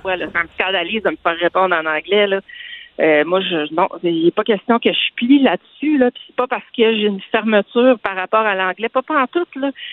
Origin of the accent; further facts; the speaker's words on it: Saguenay, Quebec, Canada; now in Quebec City, Canada; je suis originaire du Saguenay